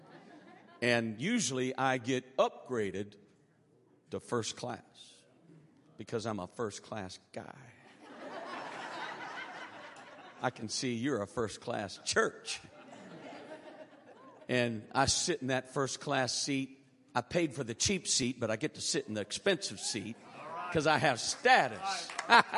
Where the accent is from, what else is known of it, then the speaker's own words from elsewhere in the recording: Kansas City, Missouri, United States; moved away; I'm from Kansas City